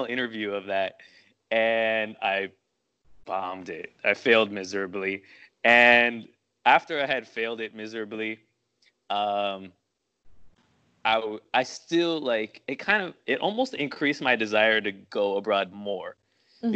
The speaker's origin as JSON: {"language": "English", "town": "Miami", "region": "Florida", "country": "United States", "tie": "born or raised there", "also_born_or_lived": "Thailand", "moved": "as an adult", "lives_now": "Taiwan", "said": "growing up in Miami, you really don't think anything past Miami."}